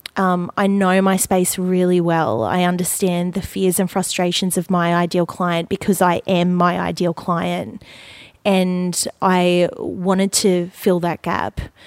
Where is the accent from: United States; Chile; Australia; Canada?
Australia; Gold Coast, Queensland; I grew up on the Gold Coast. I was born and raised here